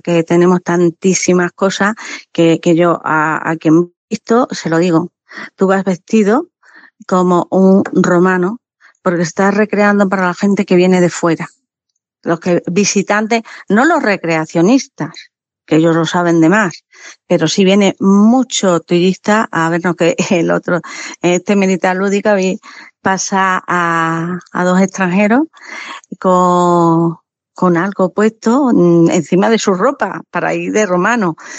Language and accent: Spanish; La Siberia, Extremadura, Spain; now in Mérida, Spain; Yo soy de la, de la Siberia, de la Siberia extremeña.